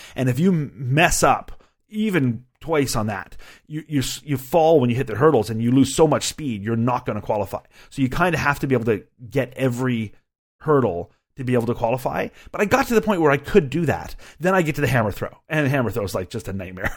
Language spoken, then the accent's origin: English; Canada; as a Canadian